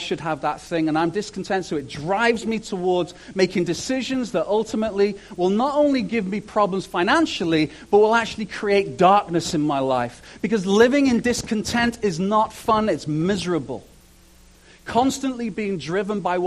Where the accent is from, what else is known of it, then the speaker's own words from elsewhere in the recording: United Kingdom; moved away; I'm British